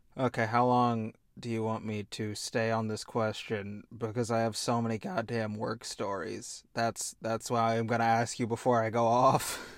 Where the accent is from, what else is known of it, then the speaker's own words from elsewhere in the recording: Indiana, United States; I like cornhole, which means I'm also from Indiana